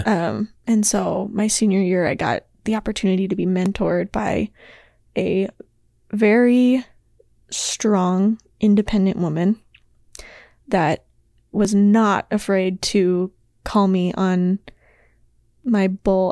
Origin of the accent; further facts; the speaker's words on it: Billings, Montana, United States; I was born and raised in Billings, Montana